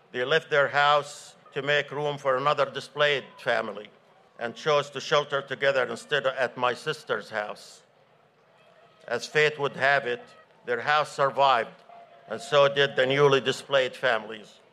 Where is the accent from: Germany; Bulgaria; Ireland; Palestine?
Palestine; Gaza, Gaza Strip; now in Northern Virginia, United States; I was born and raised in Gaza, where I spent my summers playing by the Sea of Gaza with my friends. I'm also a descendant of refugees from Palestine, Palestinian village of Karatia